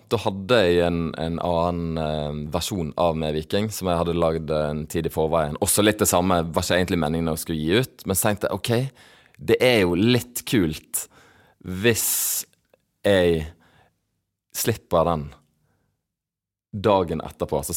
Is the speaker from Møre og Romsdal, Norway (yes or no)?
no; Stavanger, Rogaland, Norway; accent: Bergen dialect; Jeg sier at jeg er fra Stavanger. Og som alle som spør hvor, eh, hvor du er fra når jeg sier Stavanger, er jo eh, OK, er du edru, eller hva? Du har jo bergensdialekt og hele denne greia.